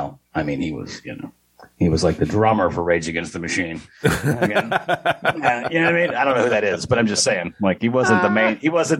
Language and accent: English; the South, United States; I was from the South